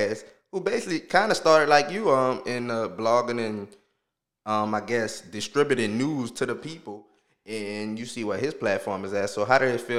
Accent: New Orleans, Louisiana, United States; I was born in New Orleans, but born in the 7 Ward, let's say that. Born in the 7 Ward from 0 to 3.

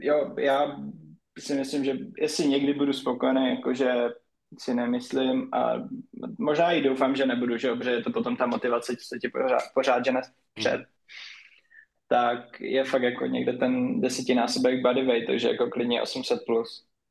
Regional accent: Nový Jičín, Moravian-Silesian Region, Czechia; u nás na severu, jelikož jsem od Ostravy, od Nového Jičína, tak tam máme Dům dětí a mládeže

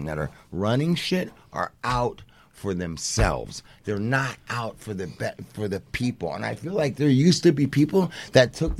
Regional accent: Santa Monica, California, United States; I'm from Santa Monica

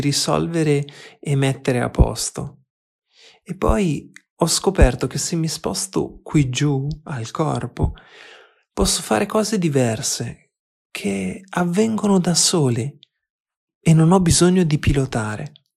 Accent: Argentina; now in Berlin, Germany; Sono argentino, vivo a Berlino

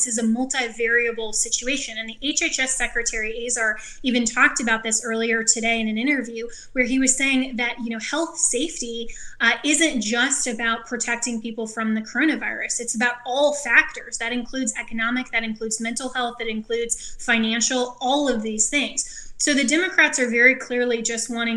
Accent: Colorado, United States; my home state, Colorado

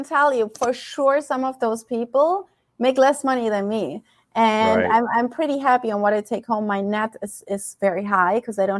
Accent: Germany; moved away as an adult; I'm originally from Germany. And I came to this beautiful country as a nanny, as an au pair. And that was 15 years ago in June, and I'm still here.

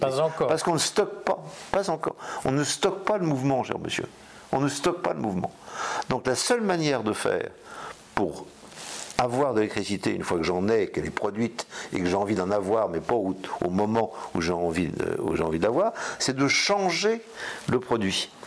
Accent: Brittany, France; en tant que breton

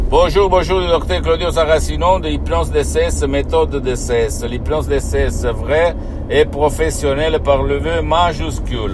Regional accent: Switzerland; quand j'étais petit en Suisse

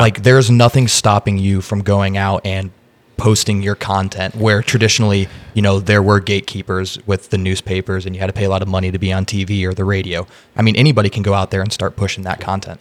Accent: Indiana, United States; now in Austin, United States; I'm from Indiana, so Chicago is very close to me.

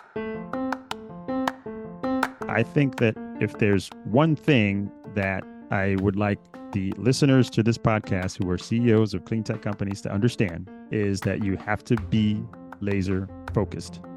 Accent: New York City, New York, United States; growing up in New York City

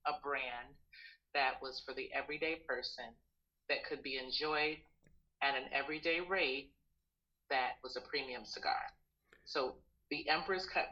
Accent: Panama; now in United States; for me, growing up in Panama

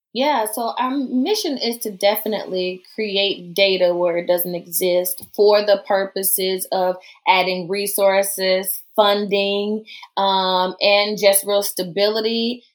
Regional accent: the South, United States; accent: southern; I don't drop my southern accent

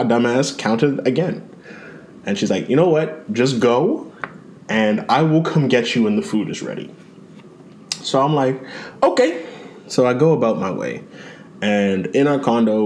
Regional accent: Mississauga, Ontario, Canada; we was living at like Burnham Thorpe. It's out in Mississauga.

